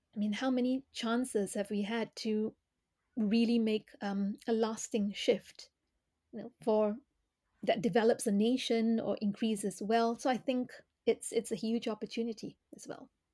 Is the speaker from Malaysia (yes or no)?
yes; Malaysia; moved away; I grew up in Malaysia.